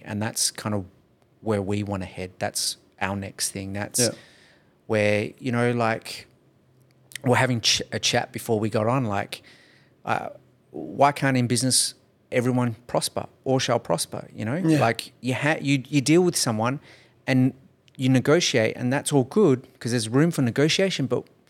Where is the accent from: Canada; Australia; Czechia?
Australia; Nollamara, Western Australia; I grew up in Nollamara, in homeless housing. I know what it's like to be poor.